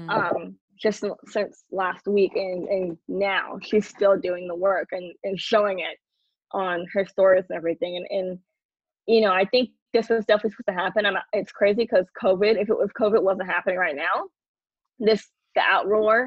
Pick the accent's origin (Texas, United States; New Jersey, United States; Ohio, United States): Texas, United States; Houston; I'm from Third Ward, Houston, Texas